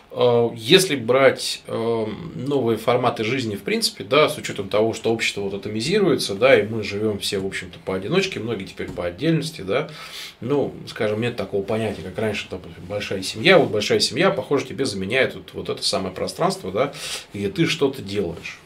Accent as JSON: {"language": "Russian", "town": "Novokuznetsk", "region": "Kemerovo Oblast", "country": "Russia", "said": "Я сам вообще из Новокузнецка"}